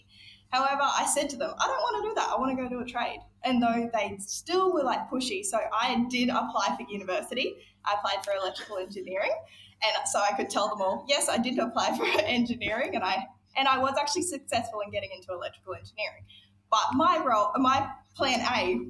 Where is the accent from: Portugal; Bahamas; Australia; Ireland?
Australia; Nhulunbuy, Northern Territory; I was born and raised in Nhulunbuy in East Arnhem Land, which is a mining town